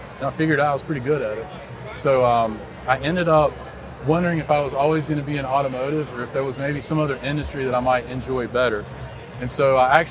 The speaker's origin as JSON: {"language": "English", "town": "Raleigh", "region": "North Carolina", "country": "United States", "tie": "born or raised there", "said": "I grew up in Raleigh"}